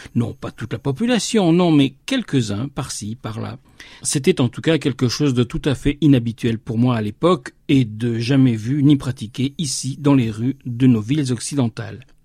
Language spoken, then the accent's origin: French; France; ici, chez nous, en France